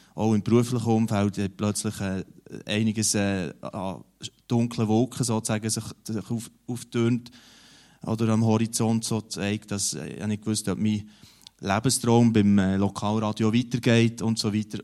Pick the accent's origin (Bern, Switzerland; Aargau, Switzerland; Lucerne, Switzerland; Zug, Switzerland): Bern, Switzerland; near Huttwil, Emmental; in der äh, Gemeinde, wo ich aufgewachsen bin, also in also neben, neben Huttu, in diesem Bauerndorf